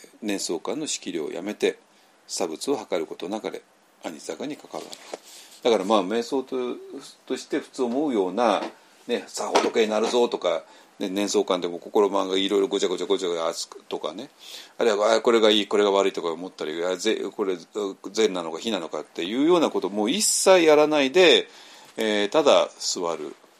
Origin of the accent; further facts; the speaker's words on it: Tokyo, Japan; 私はもうちょっと東京生まれの、東京育ちの人間なんで